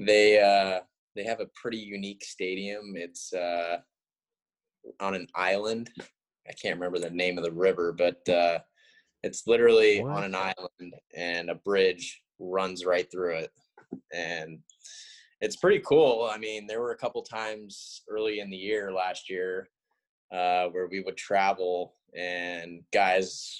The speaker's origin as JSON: {"language": "English", "town": "East Wenatchee", "region": "Washington", "country": "United States", "tie": "born or raised there", "said": "Born and raised in East Wenatchee"}